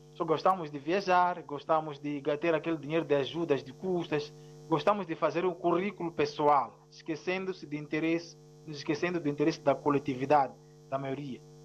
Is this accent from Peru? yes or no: no; Mozambique; first language Ronga; Portuguese is a second language; a minha língua materna ronga